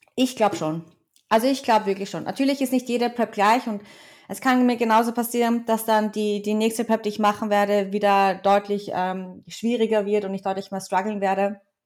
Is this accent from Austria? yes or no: yes; Vienna, Austria; ich bin halt in Wien auch wirklich aufgewachsen. Zwar nicht hier geboren, aber in Wien aufgewachsen